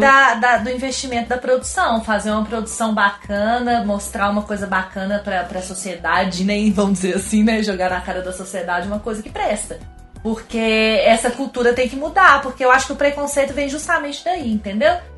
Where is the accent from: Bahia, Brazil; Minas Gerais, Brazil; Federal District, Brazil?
Minas Gerais, Brazil; Eu sou mineira